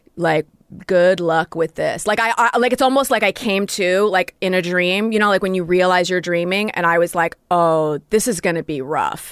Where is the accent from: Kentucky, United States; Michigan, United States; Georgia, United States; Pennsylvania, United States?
Michigan, United States; Royal Oak; moved away; A suburb of Detroit called Royal Oak